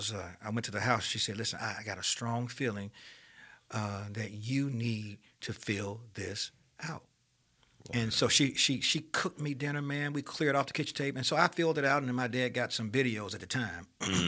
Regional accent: Birmingham, Alabama, United States; But at any rate, so I grew up in Titusville. I knew a lot of my family was there.

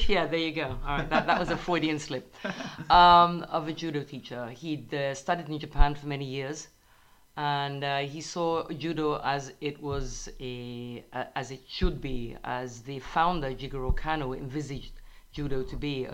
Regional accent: London, United Kingdom; moved away as an adult; now in Israel; As a youngster in my home country, in England

